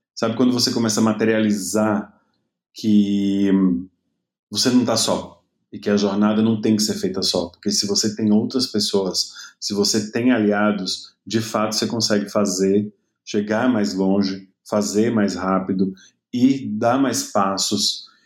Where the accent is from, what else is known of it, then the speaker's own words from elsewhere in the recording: Seabra, Bahia, Brazil; also born or lived in Itaberaba; Então eu acabei nascendo em Itaberaba, mas eu sou mesmo de Seabra, que foi onde eu me criei